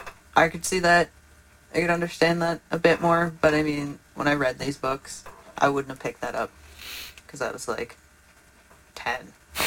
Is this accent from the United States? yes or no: no; Canada; moved away; I'm from Canada.